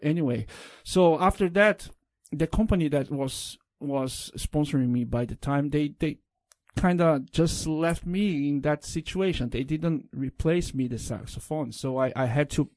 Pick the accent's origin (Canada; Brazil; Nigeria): Brazil; English is a second language; also born or lived in São Paulo; in Brazil we go to the school